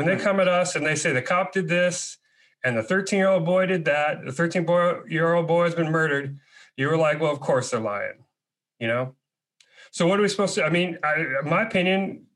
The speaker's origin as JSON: {"language": "English", "town": "Chicago", "region": "Illinois", "country": "United States", "moved": "yes", "lives_now": "Seattle, United States", "said": "I'm originally from Chicago. I live in Seattle now"}